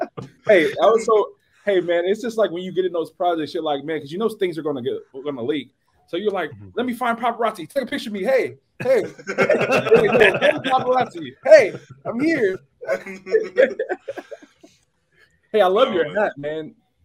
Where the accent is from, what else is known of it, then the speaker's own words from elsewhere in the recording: Compton, California, United States; I'm from Compton, so.